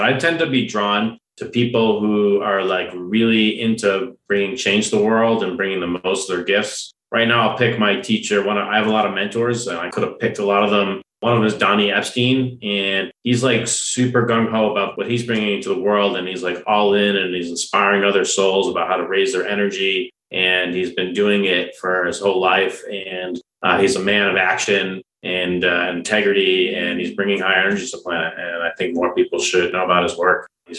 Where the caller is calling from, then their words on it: Longmont, Colorado, United States; We're in Colorado, in the Boulder area, Longmont, Colorado.